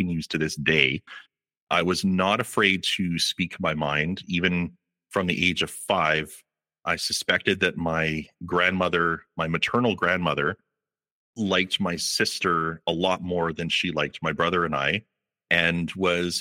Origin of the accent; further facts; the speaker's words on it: Calgary, Alberta, Canada; I was born and raised in Calgary, Alberta